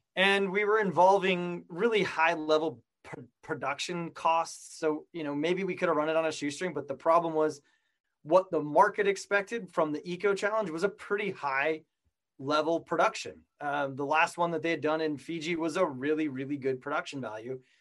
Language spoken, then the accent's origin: English; Colorado, United States; moved away as an adult; also born or lived in San Diego; I grew up in Colorado